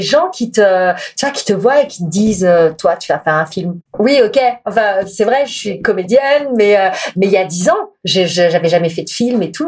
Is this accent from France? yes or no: yes; France; je suis une Française